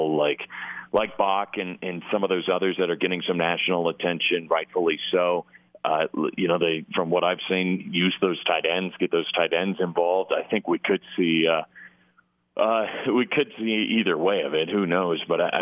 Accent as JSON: {"language": "English", "region": "Midwest", "country": "United States", "tie": "born or raised there", "also_born_or_lived": "Iowa", "moved": "as an adult", "lives_now": "Bozeman, United States", "said": "I grew up in the Midwest, and I went to Iowa"}